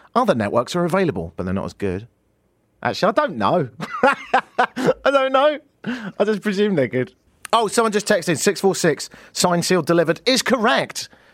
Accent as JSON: {"language": "English", "country": "United Kingdom", "moved": "yes", "lives_now": "Canada", "said": "I'm British, so I have to be shocked by everything"}